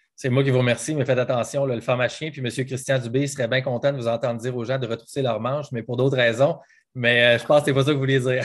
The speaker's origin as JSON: {"language": "French", "region": "Quebec", "country": "Canada", "moved": "yes", "said": "je pense à ma région, à moi, moi, je viens du Saguenay-Lac-Saint-Jean, puis je pense à toute ma, ma gang là-bas"}